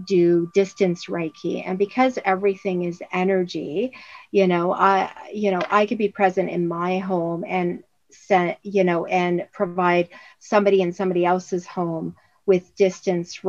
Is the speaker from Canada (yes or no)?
yes; Windsor, Ontario, Canada; now in Orangeville, Canada; Windsor, my hometown